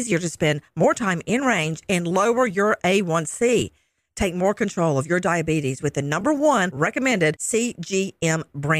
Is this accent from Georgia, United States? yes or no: yes; rural Bibb County, Middle Georgia, United States; where I grew up. And that was in rural Bibb County, Middle Georgia